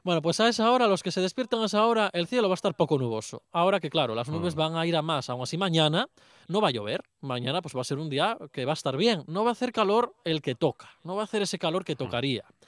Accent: Luanco, Asturias, Spain; mi pueblo, por Luanco

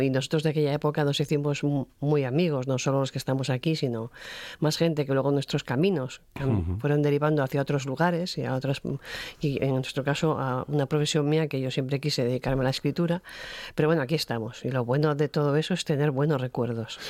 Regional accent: Asturias, Spain; gente de mi tierra

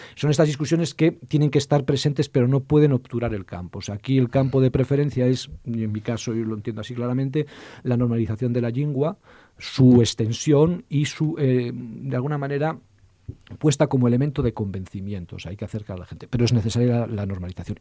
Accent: El Bierzo, Castile and León, Spain; yo que soy del Bierzo, porque nosotros somos de tierra, somos una frontera en toda nuestra extensión

